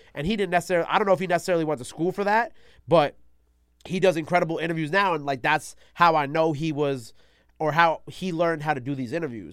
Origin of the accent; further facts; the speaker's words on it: New York City, New York, United States; also born or lived in Long Island; I was born in Queens